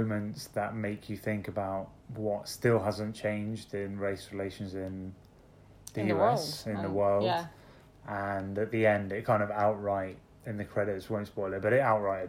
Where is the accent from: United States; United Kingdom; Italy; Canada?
United Kingdom; London; I'm from London